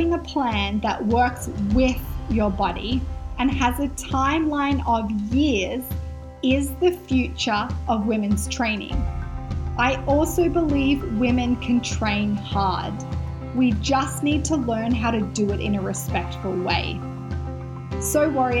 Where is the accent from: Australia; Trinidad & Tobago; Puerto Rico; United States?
Australia; accent: Australian; my Australian accent